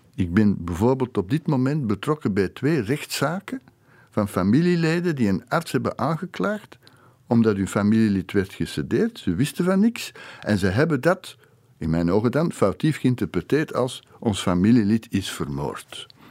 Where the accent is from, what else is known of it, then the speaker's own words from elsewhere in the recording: Flanders, Belgium; bij ons in Vlaanderen